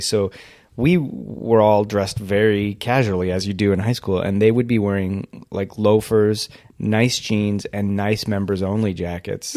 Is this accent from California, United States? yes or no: yes; Whittier, California, United States; I grew up in Whittier